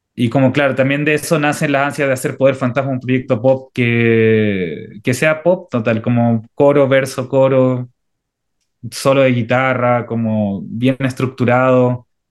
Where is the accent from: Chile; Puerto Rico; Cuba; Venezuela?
Chile